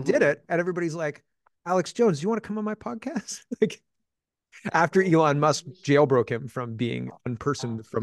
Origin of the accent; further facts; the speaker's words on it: Canada; I'm a Canadian